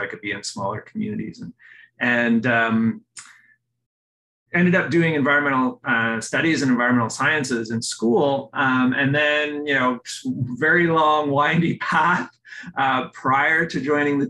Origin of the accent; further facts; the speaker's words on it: Oakville, Ontario, Canada; my hometown of Oakville